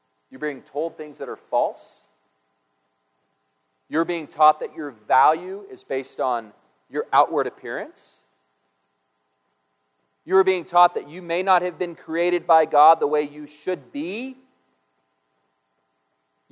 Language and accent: English; United States; I'm an American